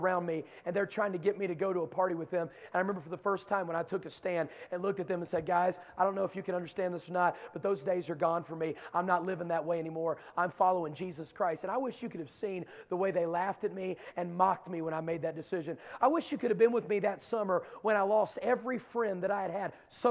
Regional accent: Dunbar, West Virginia, United States; moved away; I am from Dunbar, West Virginia. There are no gangs there, okay?

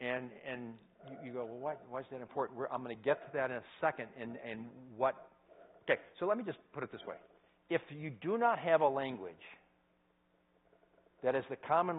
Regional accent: United States; accent: American English; as an American, I say that I'm a English speaker, right? I speak English. No, I speak American English.

